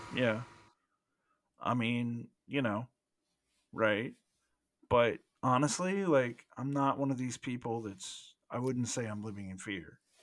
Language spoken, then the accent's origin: English; United States; we're both American